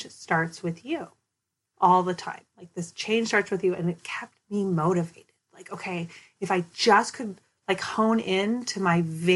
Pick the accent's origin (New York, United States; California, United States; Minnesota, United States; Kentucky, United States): Minnesota, United States; Minneapolis; now in Oakland, United States; I grew up in South Minneapolis. I went to South High